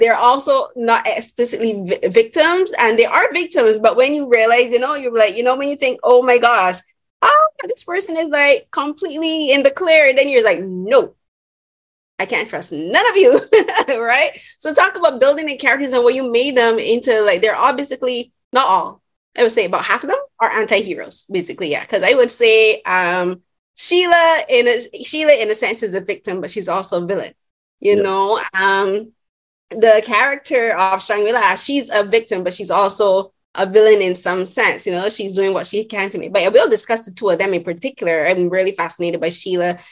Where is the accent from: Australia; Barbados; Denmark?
Barbados; first language English; I'm from Barbados, and our first and only like main language is English